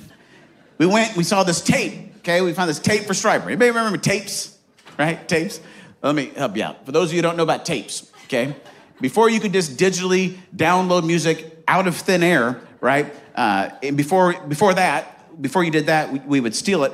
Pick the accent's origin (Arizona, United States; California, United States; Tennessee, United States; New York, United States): Arizona, United States; moved away; also born or lived in Marion, Indiana; I grew up in Arizona, loved Arizona, still love Arizona.